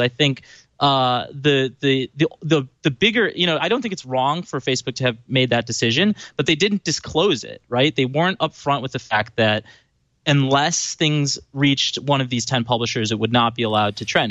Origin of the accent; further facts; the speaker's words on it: Chicago, Illinois, United States; I grew up in Chicago